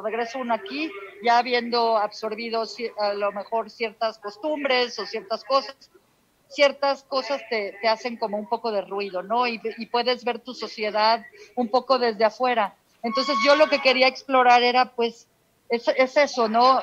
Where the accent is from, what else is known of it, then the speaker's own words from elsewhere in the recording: Mexico; moved away as an adult; now in United States; yo soy de aquí de México, viví aquí, crecí toda mi vida, pero eh, actualmente radico en Estados Unidos